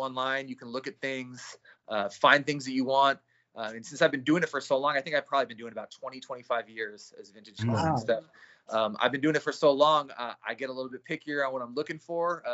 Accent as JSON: {"language": "English", "town": "San Francisco", "region": "California", "country": "United States", "tie": "born or raised there", "said": "I grew up in San Francisco in the city I was born and raised"}